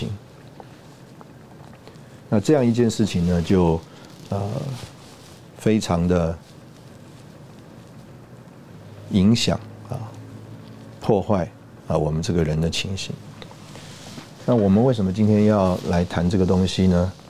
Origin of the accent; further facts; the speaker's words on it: China; 我们中国人吃饭用筷子啊，比这个西方人高明多了